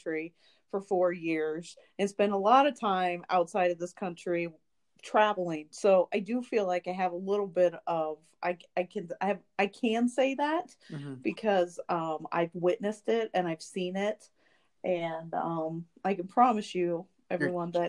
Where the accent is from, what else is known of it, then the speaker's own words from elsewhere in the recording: United States; I am American